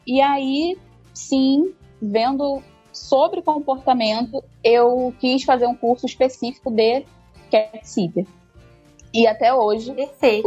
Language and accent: Portuguese; Rio de Janeiro, Brazil; sou do Rio de Janeiro, atendo Rio de Janeiro e Niterói também